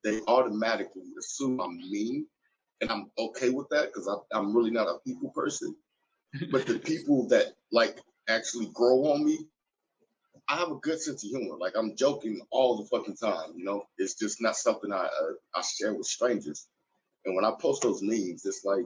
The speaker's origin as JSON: {"language": "English", "region": "California", "country": "United States", "tie": "born or raised there", "said": "I grew up in California"}